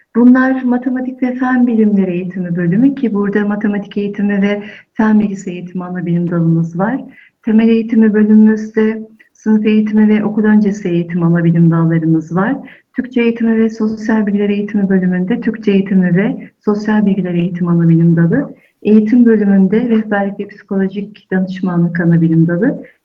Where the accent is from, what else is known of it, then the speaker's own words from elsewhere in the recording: Elazığ, Elazığ Province, Turkey; moved away; Aslen Elazığlıyım